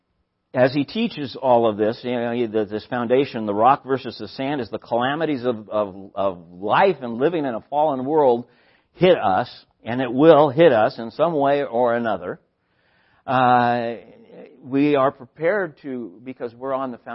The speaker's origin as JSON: {"language": "English", "town": "San Luis Obispo", "region": "California", "country": "United States", "tie": "born or raised there", "said": "where I grew up in San Luis Obispo in 1969"}